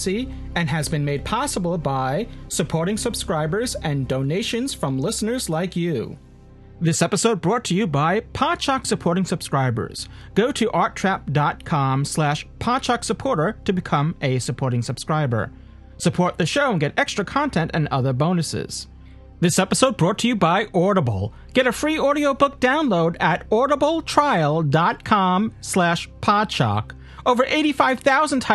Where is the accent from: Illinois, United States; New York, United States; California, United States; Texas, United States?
New York, United States; a New Yorker